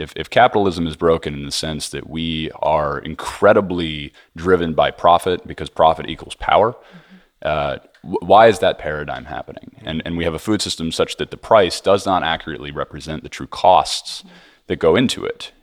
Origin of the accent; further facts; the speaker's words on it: Hudson Valley, New York, United States; I grew up in the Hudson Valley, New York, close to food and farming